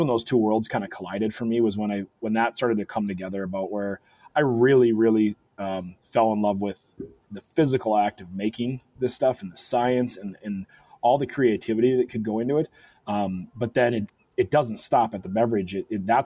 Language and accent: English; Fargo, North Dakota, United States; also born or lived in Moorhead, Minnesota / Minneapolis, Minnesota; I grew up in Fargo